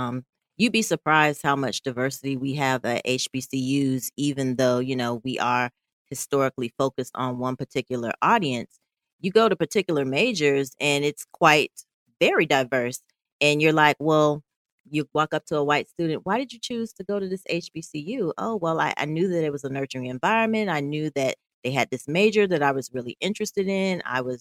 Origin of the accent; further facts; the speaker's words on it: Southeast, United States; oh, they're from the Midwest and I'm from Southeast.